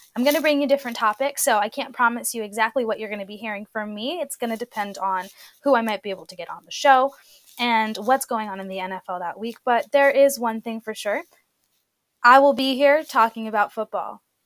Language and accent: English; New Jersey, United States; I'm from New Jersey